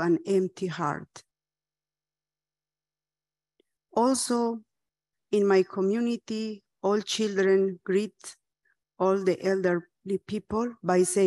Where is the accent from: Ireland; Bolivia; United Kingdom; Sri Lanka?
Bolivia; was born and raised in the Aymara indigenous community